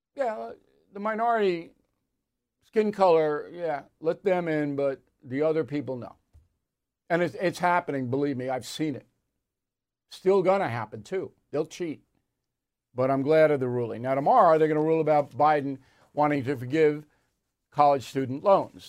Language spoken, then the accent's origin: English; Long Island, New York, United States; moved away; also born or lived in Dallas, Texas; I'm sitting there from Long Island, best beach place